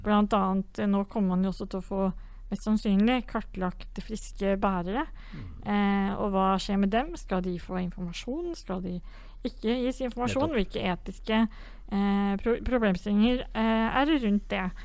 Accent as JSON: {"language": "Norwegian", "town": "Vang", "region": "Innlandet", "country": "Norway", "tie": "born or raised there", "said": "hjemme i Vang kommune, som er en liten kommune i Valdres."}